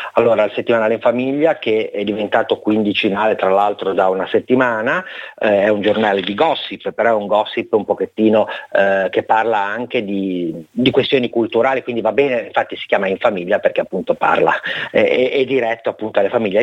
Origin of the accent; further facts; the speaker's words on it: Liguria, Italy; tutta la mia regione, che è la Liguria